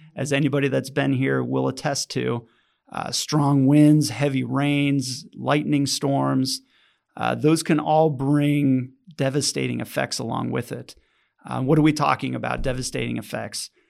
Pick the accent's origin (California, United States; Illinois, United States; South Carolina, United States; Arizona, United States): Arizona, United States; Phoenix; also born or lived in Tucson; now in Oro Valley, United States; I grew up in Phoenix, Arizona, much hotter than Tucson